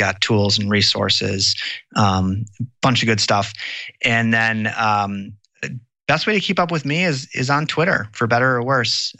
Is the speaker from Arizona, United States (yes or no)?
no; Wisconsin, United States; I grew up in Wisconsin, and my grandmother is actually from Green Bay